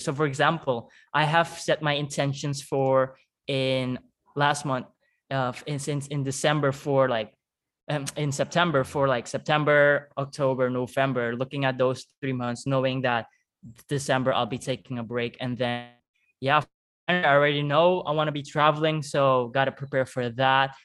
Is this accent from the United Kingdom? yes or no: no; Suriname; accent: Surinamese; English is a second language; moved away as an adult; also born or lived in Netherlands; I speak Dutch with a Surinamese accent